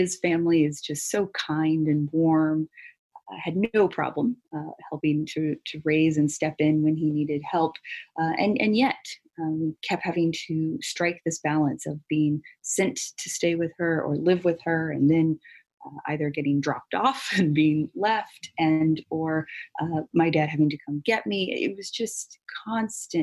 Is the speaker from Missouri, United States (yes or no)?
yes; Missouri, United States; also born or lived in Louisiana; I was born in Louisiana, but we moved to Missouri where his family was